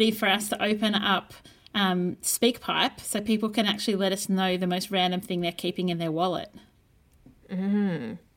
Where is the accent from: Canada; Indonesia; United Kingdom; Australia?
Australia; Brisbane, Queensland; And with your podcast … in Brisbane.